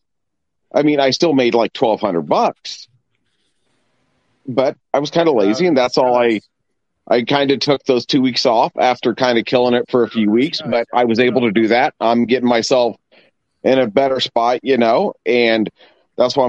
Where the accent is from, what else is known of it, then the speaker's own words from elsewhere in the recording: Indianapolis, Indiana, United States; I'm from Indy